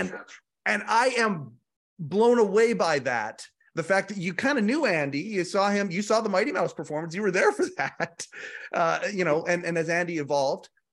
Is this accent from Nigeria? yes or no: no; Canada; Canadian, I'm a Canadian too